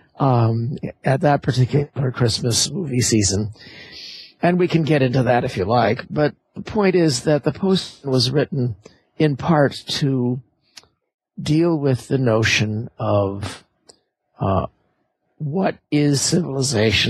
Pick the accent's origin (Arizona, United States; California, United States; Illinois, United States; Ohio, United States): California, United States; Los Angeles; I grew up in Los Angeles